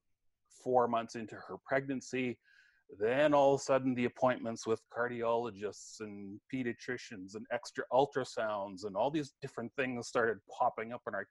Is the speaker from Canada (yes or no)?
yes; just north of Brandon, southwestern Manitoba, Canada; I grew up in southwestern Manitoba, just north of Brandon